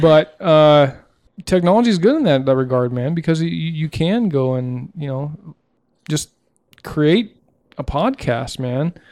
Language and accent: English; Southeast United States, United States; growing up in, you know, Southeast, you know, United States and Podunk Town